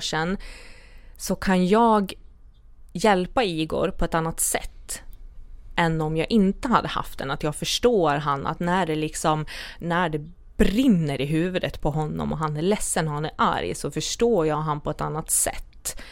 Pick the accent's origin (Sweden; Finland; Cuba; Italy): Sweden; Dalarna County; jag kommer ju från Dalarna